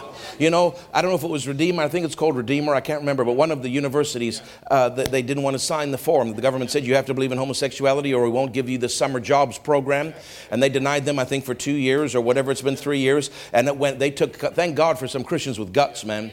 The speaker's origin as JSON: {"language": "English", "country": "Canada", "said": "we have a right as Canadian citizens"}